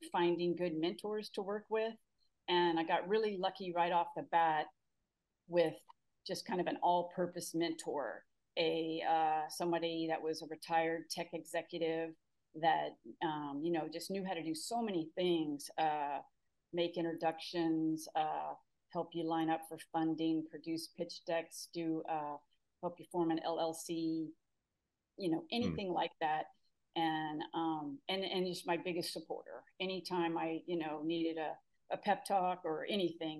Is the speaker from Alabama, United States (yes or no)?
no; Houston, Texas, United States; also born or lived in Austin, Texas; growing up in Houston, I was fortunate to go to a really great school